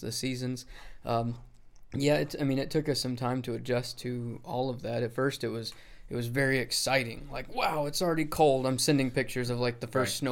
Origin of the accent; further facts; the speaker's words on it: West Texas, United States; moved away as an adult; also born or lived in Oklahoma City; now in Maine, United States; I am from Texas and I am from away